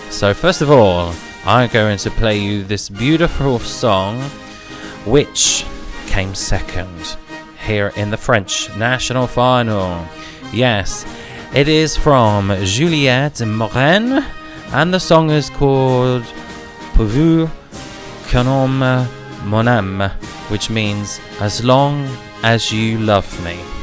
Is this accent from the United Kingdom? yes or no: yes; United Kingdom; we in the United Kingdom and as British citizens